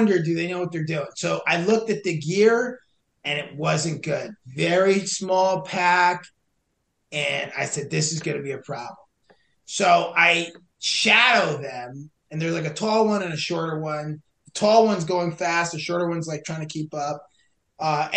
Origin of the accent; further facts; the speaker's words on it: New Jersey, United States; I'm from Jersey and we don't like